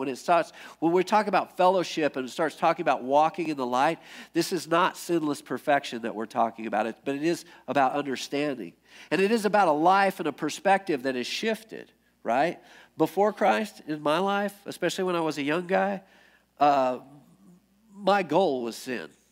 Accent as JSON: {"language": "English", "country": "United States", "tie": "born or raised there", "said": "I grew up in America"}